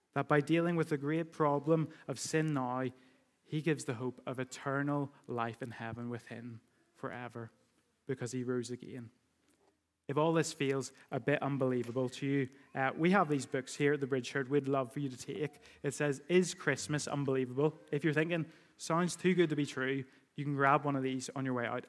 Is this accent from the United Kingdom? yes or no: yes; United Kingdom; we do that as British people